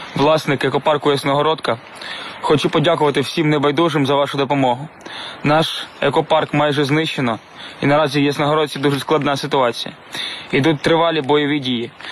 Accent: Ukraine; Ми з України

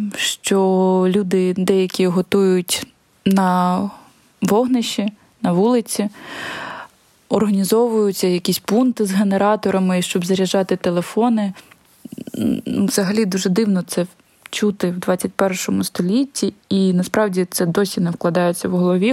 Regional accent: Mariupol, Donetsk Oblast, Ukraine; moved away; В мирний час я часто приїжджала до Маріуполя. Приїжджала провести час з батьками, піти на море, поспілкуватися з дідусем та подругами, показати місто хлопцю і, в принципі, побути там, де я виросла

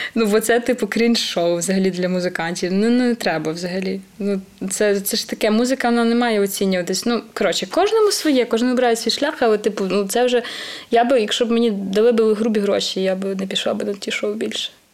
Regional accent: Podillia, Ukraine; я сама з Поділля.

